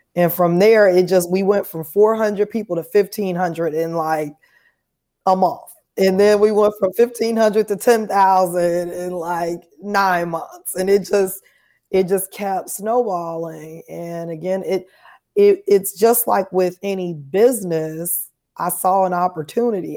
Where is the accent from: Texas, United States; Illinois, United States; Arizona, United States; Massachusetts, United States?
Illinois, United States; Chicago; moved away as an adult; now in Nashville, United States; I'm from Chicago originally, so I'm a Chicago native li-, now living here in Nashville